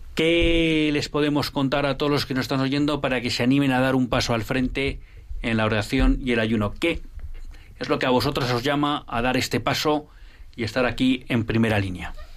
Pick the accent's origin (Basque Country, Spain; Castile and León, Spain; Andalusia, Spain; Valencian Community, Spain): Basque Country, Spain; Bilbao; en Bilbao, mira, mi tierra